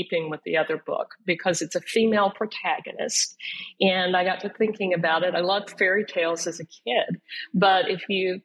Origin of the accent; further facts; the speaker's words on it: Frogville, Oklahoma, United States; I grew up in Frogville, Oklahoma